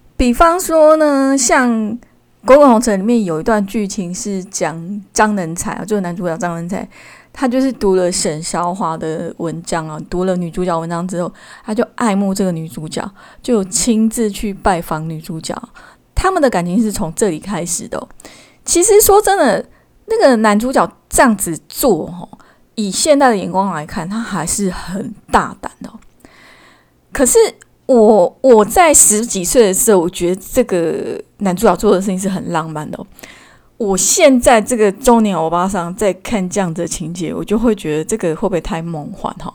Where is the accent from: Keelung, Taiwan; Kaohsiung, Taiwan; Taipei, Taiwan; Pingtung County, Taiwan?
Keelung, Taiwan; also born or lived in Yilan; 那我自己是土生土长的宜兰人哦，我在宜兰出生，在基隆长大